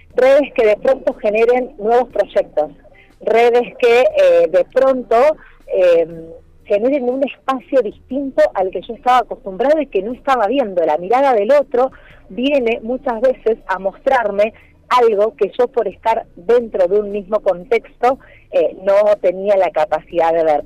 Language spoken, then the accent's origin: Spanish; Argentina; como argentinos